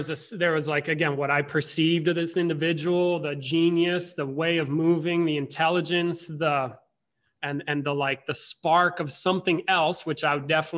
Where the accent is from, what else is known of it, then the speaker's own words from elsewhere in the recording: Vermont, United States; I grew up in Vermont